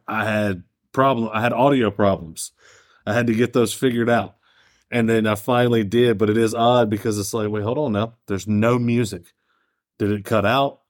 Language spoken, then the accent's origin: English; United States; We're fucking American